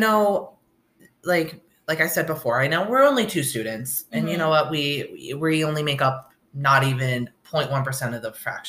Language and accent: English; upstate New York, United States; born or raised there; now in Oswego, United States